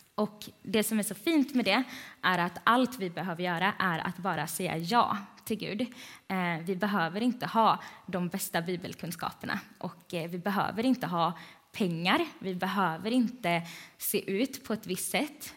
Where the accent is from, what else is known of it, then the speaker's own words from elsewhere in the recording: Vänga, Sweden; Jag är från Vänga.